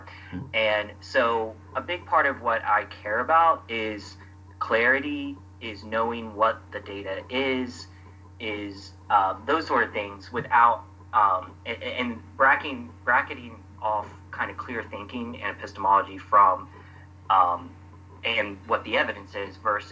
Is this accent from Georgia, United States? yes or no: yes; Atlanta, Georgia, United States; now in Brooklyn, New York, United States; I'm from Atlanta area, and I grew up a Christian